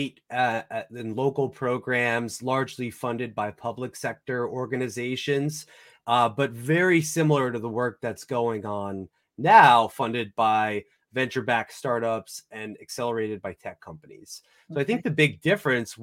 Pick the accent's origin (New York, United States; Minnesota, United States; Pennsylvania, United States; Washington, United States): New York, United States; I grew up in New York in a little coastal beach community, sort of like the Hamptons, but not quite as fancy